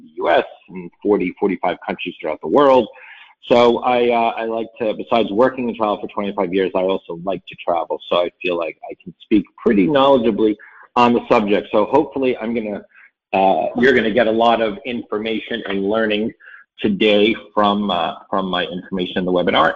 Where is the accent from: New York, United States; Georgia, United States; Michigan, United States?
New York, United States; New York City; I'm a New Yorker